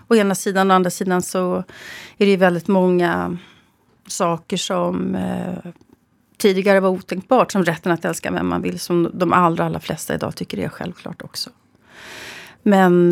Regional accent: Sweden; jag är född i Sverige

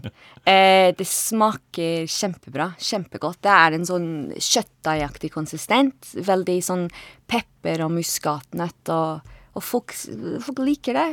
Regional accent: Edinburgh, Scotland, United Kingdom; Norwegian is a second language; moved away as an adult; now in Oslo, Norway; jeg kommer fra Edinburgh i Skottland. Jeg eh, bodde i Norge i litt over 15 år

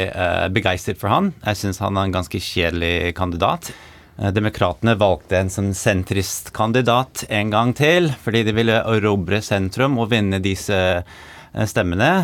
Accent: New York, United States; Norwegian is a second language; moved away as an adult; also born or lived in Norway; now in Oslo, Norway; jeg er amerikaner. Eh, født og oppvokst i New York og flyttet til Norge i 2014

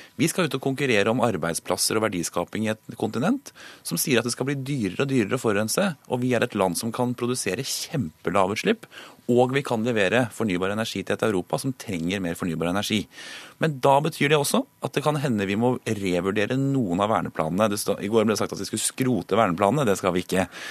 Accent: Akershus, Norway; Jeg kommer selv fra Akershus

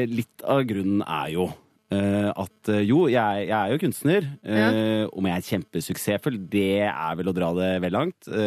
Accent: Hedmarken, Innlandet, Norway; er fra Hedmarken

